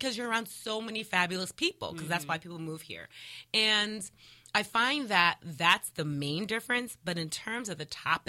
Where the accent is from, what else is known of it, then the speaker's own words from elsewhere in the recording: New Jersey, United States; now in Los Angeles, United States; I'm from New Jersey